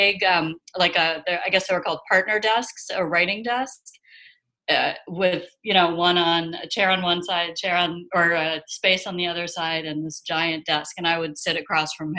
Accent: Los Angeles, California, United States; I'm from LA. I grew up

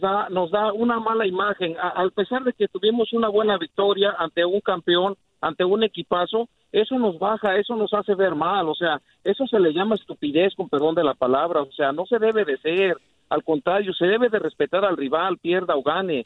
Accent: Mexico; soy mexicano

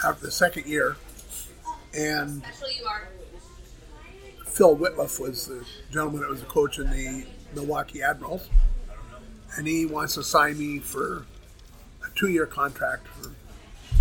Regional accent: Toronto, Ontario, Canada; moved away as an adult; now in St. Louis, United States; I'm from Toronto

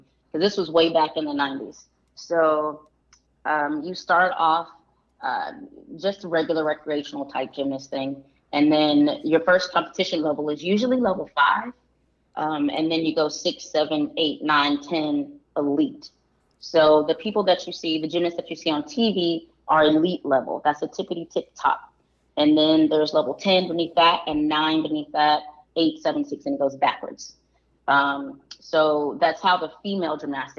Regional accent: deep South Georgia, United States; we lived in deep South Georgia

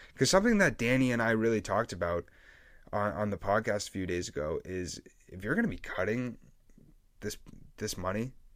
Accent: New England, United States; I'm from New England

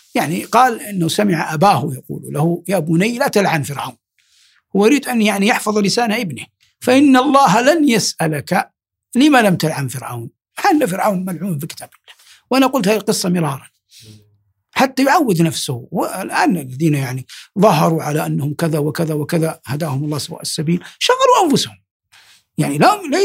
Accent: Saudi Arabia; بلادنا المملكة العربية السعودية

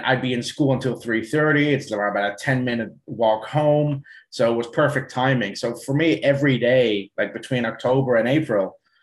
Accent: Netherlands; also born or lived in South Africa; now in Ireland; I was born and raised in the Netherlands

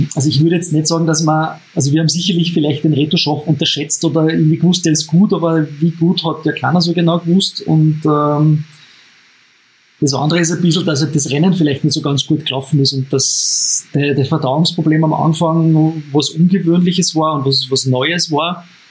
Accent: Upper Austria, Austria; als Oberösterreicher

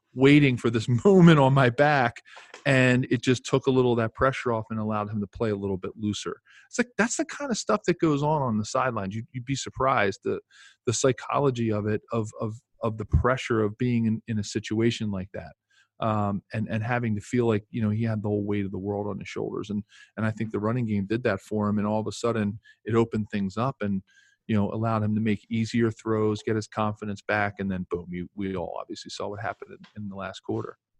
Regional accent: Philadelphia, Pennsylvania, United States; I'm from Philadelphia

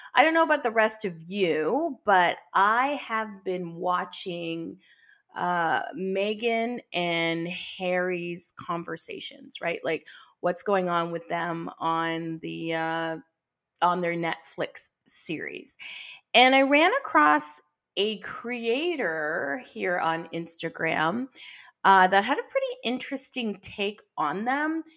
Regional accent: Barbados; I'm from Barbados, which was one of the major sugar producers for Britain

